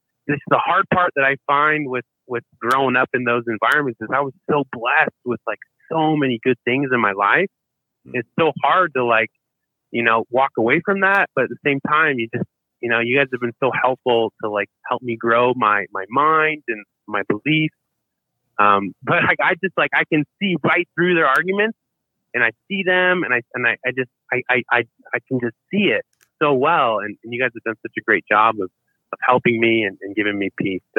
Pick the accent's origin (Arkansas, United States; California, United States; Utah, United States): Utah, United States; Provo; I'm from Provo, Utah. I raised Mormon, served a mission in New York City